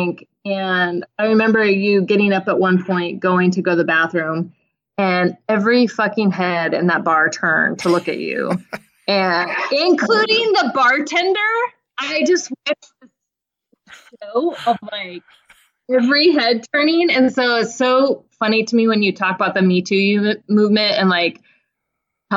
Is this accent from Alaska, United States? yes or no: yes; Alaska, United States; I'm from Alaska